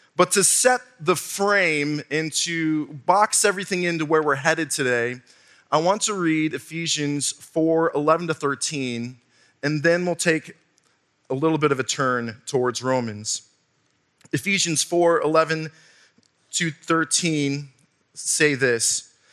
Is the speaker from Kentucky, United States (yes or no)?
no; Wisconsin, United States; moved away; also born or lived in southwestern Virginia; I'm from Wisconsin. We have dirt up there.